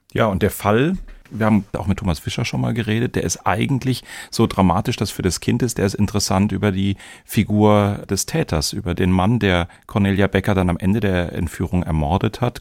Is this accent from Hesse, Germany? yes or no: yes; Darmstadt, Hesse, Germany; In meiner Jugend in Darmstadt